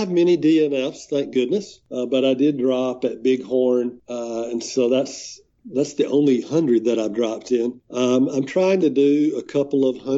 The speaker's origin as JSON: {"language": "English", "region": "Alabama", "country": "United States", "said": "When I would say Alabama"}